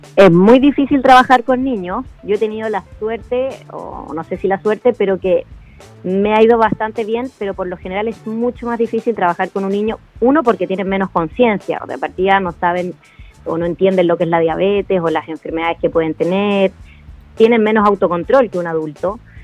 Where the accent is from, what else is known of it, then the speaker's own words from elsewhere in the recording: Pirque, Santiago Metropolitan Region, Chile; yo vivía en el campo, yo, soy de Pirque, y mi mamá siempre me mandó fruta al colegio